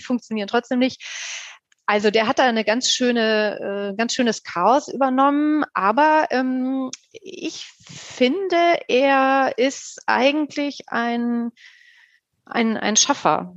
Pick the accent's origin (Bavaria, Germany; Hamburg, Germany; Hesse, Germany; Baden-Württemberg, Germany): Hesse, Germany; Wiesbaden; Wiesbaden, übrigens meine Heimatstadt